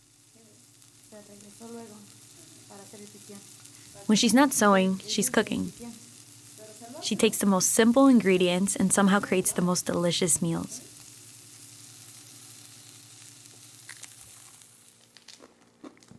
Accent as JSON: {"language": "English", "country": "United States", "moved": "yes", "lives_now": "Mexico", "said": "De los Estados Unidos, the United States"}